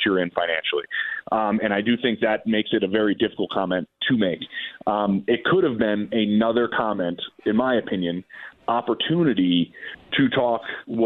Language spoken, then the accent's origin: English; Philadelphia, Pennsylvania, United States; I'm from Philly